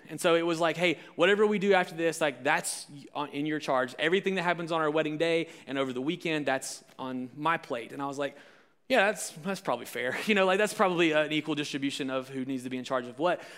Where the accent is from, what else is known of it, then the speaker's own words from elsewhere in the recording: Alabama, United States; I'm from Alabama